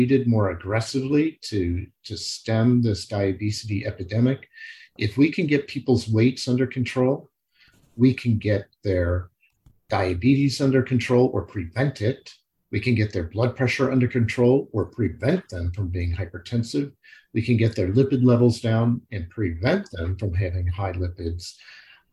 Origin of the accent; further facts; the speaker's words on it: Kankakee, Illinois, United States; moved away; in my hometown, where I grew up as a kid from fourth grade through high school, Kankakee, Illinois